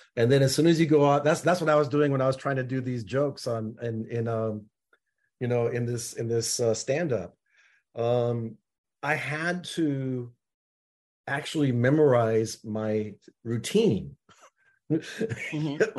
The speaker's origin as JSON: {"language": "English", "town": "Seattle", "region": "Washington", "country": "United States", "said": "I'm from Seattle"}